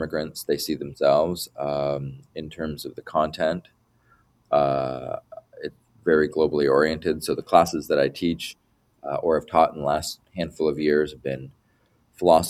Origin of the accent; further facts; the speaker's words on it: Beaverton, Oregon, United States; when I was a student in Beaverton, there were very few Asian kids